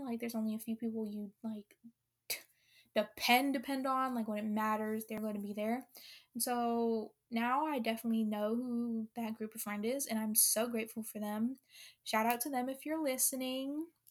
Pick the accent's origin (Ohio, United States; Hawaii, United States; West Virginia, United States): Hawaii, United States; Honolulu; I was born in Honolulu, Hawaii